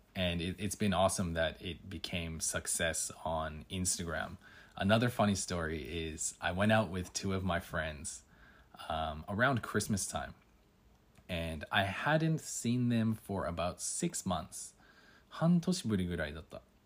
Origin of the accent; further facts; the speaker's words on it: Canada; moved away as an adult; now in Tokyo, Japan; I'm from Canada